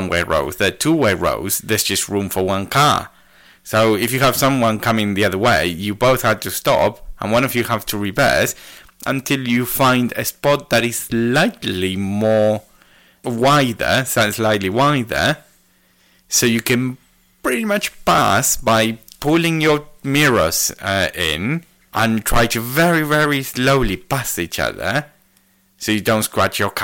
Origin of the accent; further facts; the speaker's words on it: Argentina; now in United Kingdom; I'm Argentinian